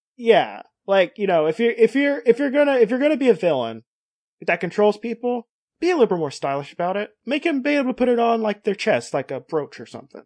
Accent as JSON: {"language": "English", "region": "Kentucky", "country": "United States", "said": "Kentucky even, which is where I hail from"}